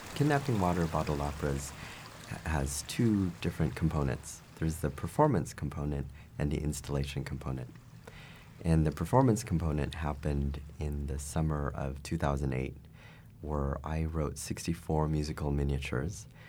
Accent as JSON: {"language": "English", "country": "United States", "said": "As an American"}